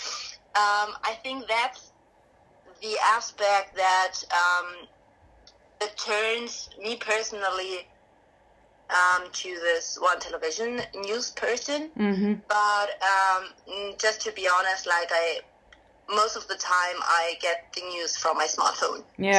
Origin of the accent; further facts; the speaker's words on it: Augsburg, Bavaria, Germany; we've from Augsburg